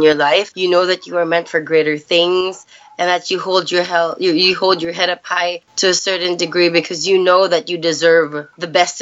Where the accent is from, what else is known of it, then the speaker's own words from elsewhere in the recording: Philippines; also born or lived in United States; I basically grew up in the Philippines. I was born in the States, grew up here